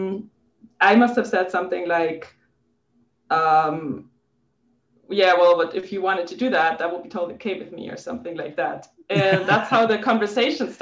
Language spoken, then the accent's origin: English; Germany; English is a second language; moved away as an adult; now in Los Angeles, United States; I'm from Germany.